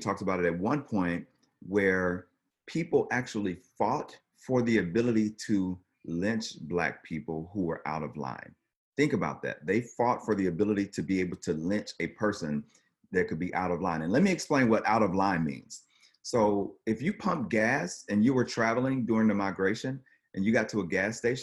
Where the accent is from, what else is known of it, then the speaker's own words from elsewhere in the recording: the South, United States; growing up in the South